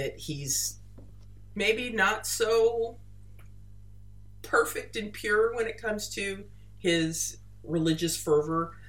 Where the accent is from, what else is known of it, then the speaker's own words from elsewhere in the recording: United States; I'm an American